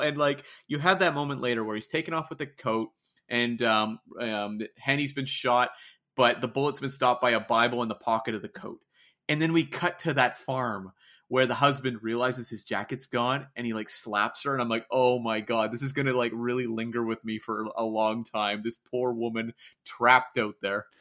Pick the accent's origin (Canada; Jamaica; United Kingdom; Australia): Canada; as a Canadian over on the other side of the pond